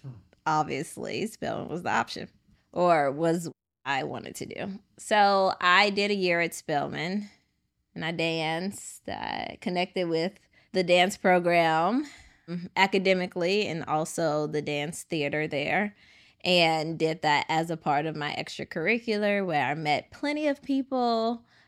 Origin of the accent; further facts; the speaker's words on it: Chicago, Illinois, United States; I am from Chicago, born and raised, but I have family in Edwards, Mississippi